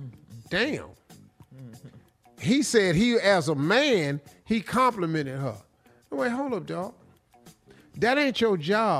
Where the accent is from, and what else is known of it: Cleveland, Ohio, United States